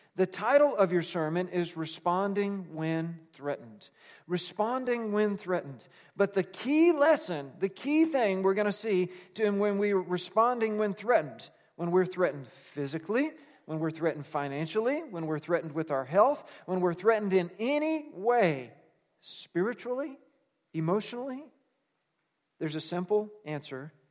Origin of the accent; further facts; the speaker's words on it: United States; we're American